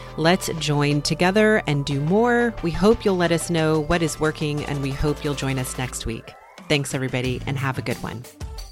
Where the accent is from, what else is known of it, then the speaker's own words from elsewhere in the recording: Texas, United States; also born or lived in Port Townsend, Washington; I am from Texas. I have lived here most of my life, with the exception of one year